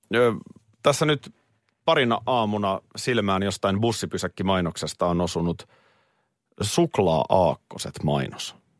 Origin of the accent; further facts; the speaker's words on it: Nurmijärvi, Uusimaa, Finland; mä muistan jo lapsena ö, Nurmijärvellä.